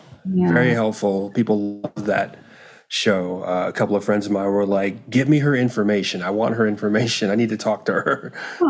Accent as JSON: {"language": "English", "region": "North Carolina", "country": "United States", "tie": "born or raised there", "said": "North Carolina is actually my home state. I was a military brat. And so, you move around to a lot of places. My dad was in the Air Force. And the last stop he had was the middle of North Carolina."}